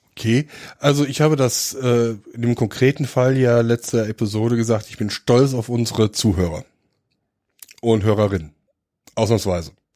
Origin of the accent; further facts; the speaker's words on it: Dillenburg, Hesse, Germany; also born or lived in Donsbach; ich komme aus Dillenburg